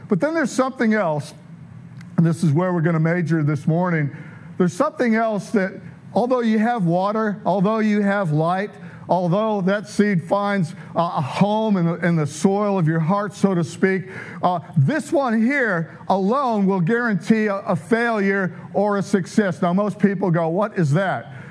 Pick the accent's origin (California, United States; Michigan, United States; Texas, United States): Michigan, United States; Detroit; I'm from South Detroit